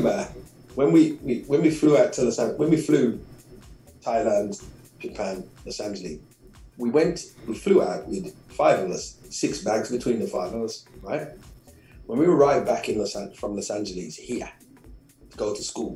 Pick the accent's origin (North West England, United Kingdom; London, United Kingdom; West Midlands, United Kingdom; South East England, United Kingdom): West Midlands, United Kingdom; Birmingham; I'm just from Birmingham